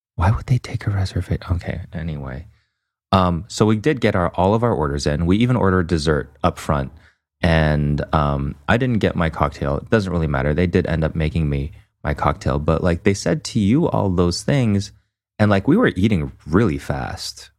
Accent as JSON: {"language": "English", "country": "Canada", "said": "as a Canadian"}